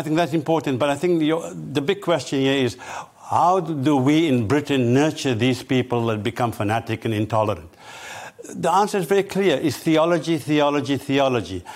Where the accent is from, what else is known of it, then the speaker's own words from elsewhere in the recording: South Africa; now in United Kingdom; I'm originally from South Africa